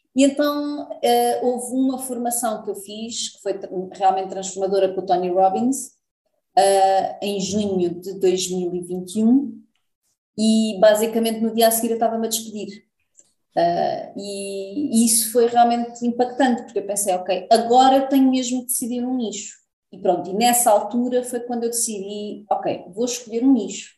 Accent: Lisbon, Portugal; moved away as an adult; now in Algarve, Portugal; Eu nasci em Lisboa, depois vim para o Algarve

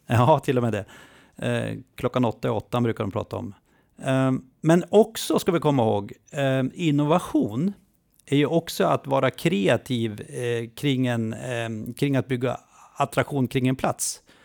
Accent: Jämtland, Sweden; jag är jämte så jag kan slåss för hela Jämtland

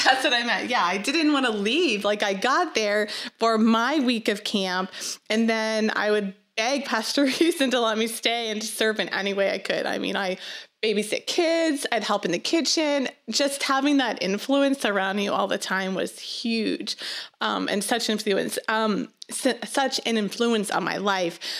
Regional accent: Sonora, Nova Scotia, Canada; moved away; I grew up in Nova Scotia. Canada, um, in a really small fishing town. It's called Sonora

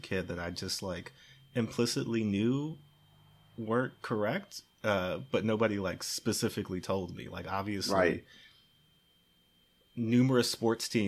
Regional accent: Maryland, United States; I grew up in Maryland, but my family's from Chicago

